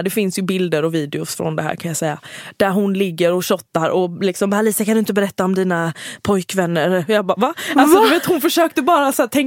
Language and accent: Swedish; Halmstad, Halland County, Sweden; jag är från Halmstad